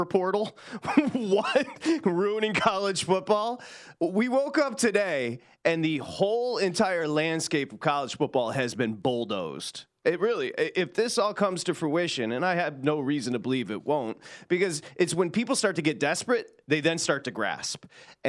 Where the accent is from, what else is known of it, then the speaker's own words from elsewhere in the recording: Detroit, Michigan, United States; now in Los Angeles, United States; I was born in Michigan, born in Detroit, now live in Los Angeles